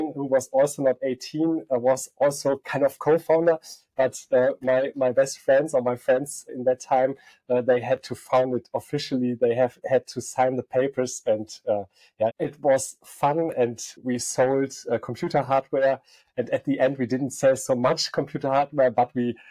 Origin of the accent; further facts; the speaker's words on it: Aachen, North Rhine-Westphalia, Germany; also born or lived in Barcelona / Stuttgart; I'm coming from Aachen, a western town in Germany, the most western town in Germany. I studied here